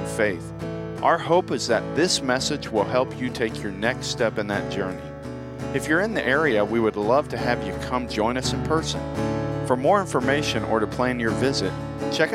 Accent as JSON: {"language": "English", "region": "the South", "country": "United States", "tie": "born or raised there", "moved": "yes", "lives_now": "Yuba City area, California, United States", "said": "Growing up in the South"}